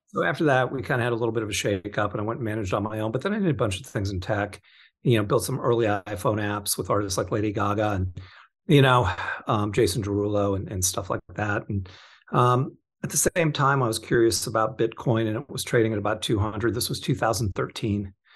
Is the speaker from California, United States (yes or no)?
yes; Orange County, California, United States; also born or lived in Torrance, California / Florida; I grew up in Orange County, kind of. I was born in Torrance